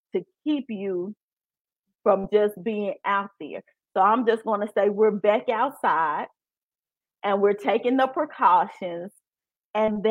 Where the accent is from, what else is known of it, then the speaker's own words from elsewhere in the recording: Memphis, Tennessee, United States; accent: country; I'm from Memphis and I'm look country